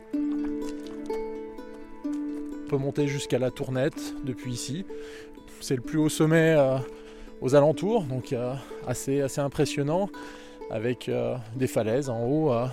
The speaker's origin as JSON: {"language": "French", "town": "Annecy", "region": "Auvergne-Rhône-Alpes", "country": "France", "tie": "born or raised there", "said": "j'ai grandi sur Annecy"}